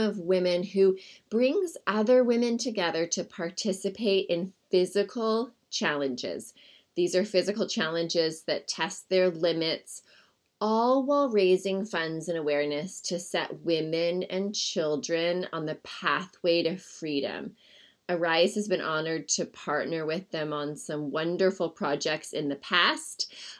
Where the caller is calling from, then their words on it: Brush Prairie, Washington, United States